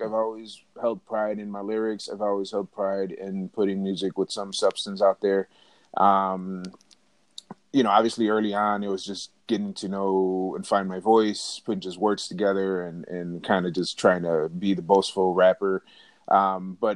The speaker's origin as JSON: {"language": "English", "town": "Chicago", "region": "Illinois", "country": "United States", "tie": "born or raised there", "said": "I grew up in the Humboldt Park, Logan Square area. Yeah, so that was born and raised."}